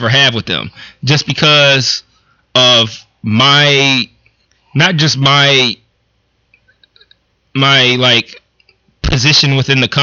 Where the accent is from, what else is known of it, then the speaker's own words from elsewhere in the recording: Detroit, Michigan, United States; growing up in Detroit